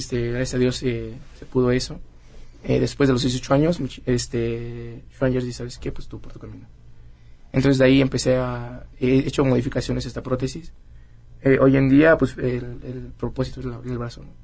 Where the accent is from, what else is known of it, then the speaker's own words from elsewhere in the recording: Querétaro, Mexico; Nací en Querétaro.